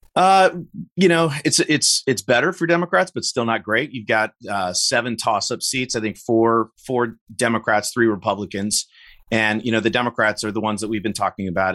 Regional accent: Illinois, United States; in my home state here of Illinois

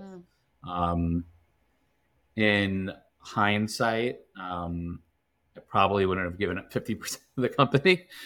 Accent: Long Island, New York, United States; now in Westchester, United States; I grew up on Long Island

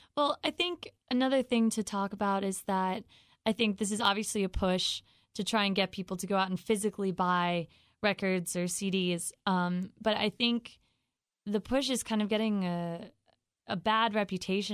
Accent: Raleigh, North Carolina, United States; I'm from Raleigh.

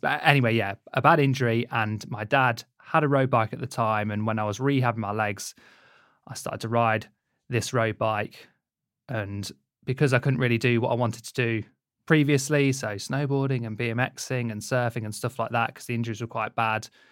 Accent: Leicester, East Midlands, United Kingdom; I grew up in Leicester

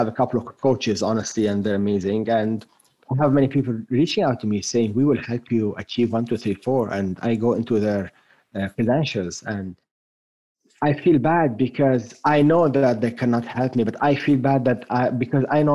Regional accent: France; accent: French; first language French; English is a second language; moved away as an adult; now in United States; I grew up for the first 18 years of my life in France

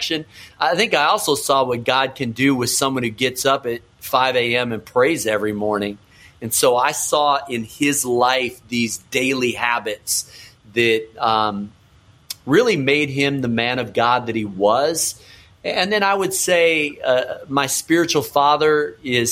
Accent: Chicago, Illinois, United States; also born or lived in Minneapolis, Minnesota / Wisconsin; I was born in Minneapolis, moved to Wisconsin, grew up in Chicago. So a Midwest kid

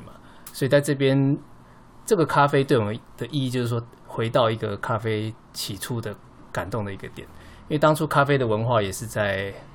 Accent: Taiwan; 我们台湾人的印象中，我们最早期喝到的就是美军的基隆咖啡

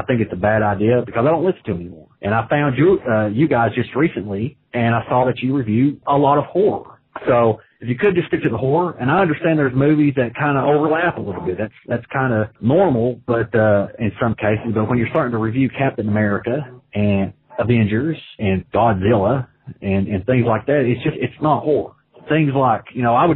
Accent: Tennessee, United States; now in Finland; I live in Finland, but I'm from Tennessee.

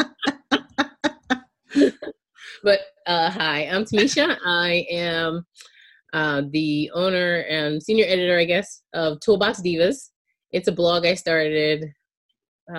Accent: outside of Charleston, Charleston County, South Carolina, United States; I grew up in outside of Charleston in Charleston County in South Carolina

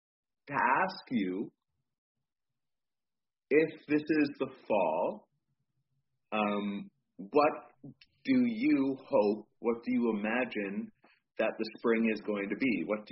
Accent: United States; being an American

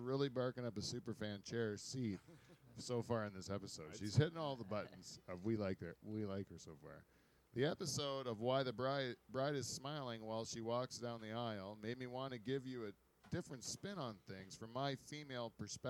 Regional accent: Pine Grove, United States; I grew up in Pine Grove.

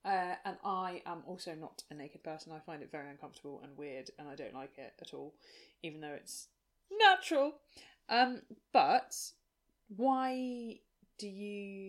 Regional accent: Scotland, United Kingdom; I'm Scottish

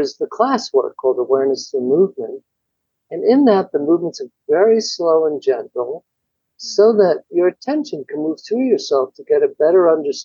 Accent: New York, United States; moved away; I'm from New York originally and I was living there

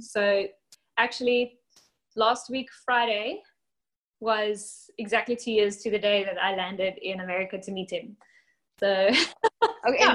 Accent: South Africa; now in Alabama, United States; I am from South Africa.

